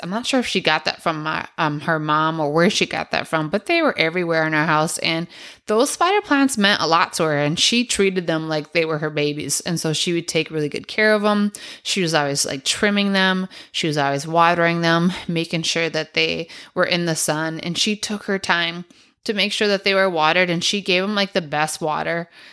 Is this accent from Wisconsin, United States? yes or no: yes; Milwaukee, Wisconsin, United States; we grew up on Humboldt and Brady over in Milwaukee on the east side